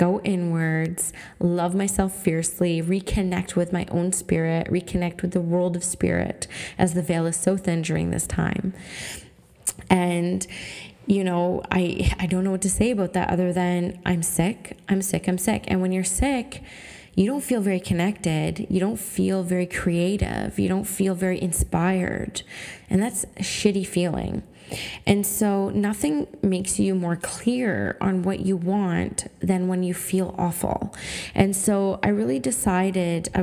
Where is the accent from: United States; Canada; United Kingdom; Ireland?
Canada; I'm a First Nations Canadian woman. I'm half Swampy Cree and I'm half Canadian